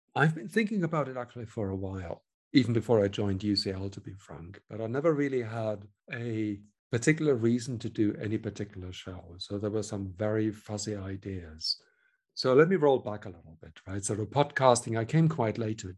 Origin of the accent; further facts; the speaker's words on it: Germany; accent: German; English is a second language; moved away as an adult; also born or lived in Hamburg / Switzerland; now in London, United Kingdom; I was born in Germany, I should add, which you can probably hear from the accent